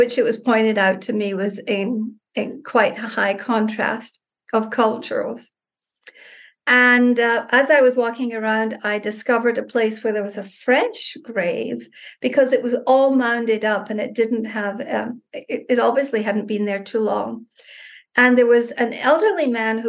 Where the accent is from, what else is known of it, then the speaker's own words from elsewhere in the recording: Scotland, United Kingdom; now in Mexico; I'm from Scotland, and so all of my ancestors and relatives are from the UK.